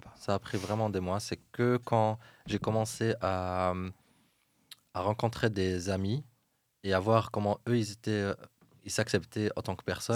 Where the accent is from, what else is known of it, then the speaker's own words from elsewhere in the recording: Fez, Fès-Meknès, Morocco; moved away as an adult; now in Brussels, Belgium; J'ai quitté le Maroc quand j'avais 18 ans et j'ai grandi à Fès